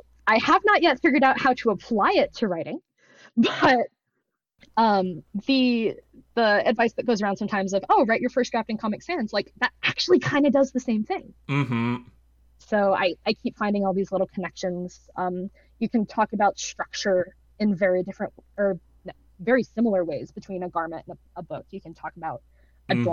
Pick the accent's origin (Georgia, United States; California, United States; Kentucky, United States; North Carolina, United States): Georgia, United States; moved away; I went to school in Atlanta. I grew up in Georgia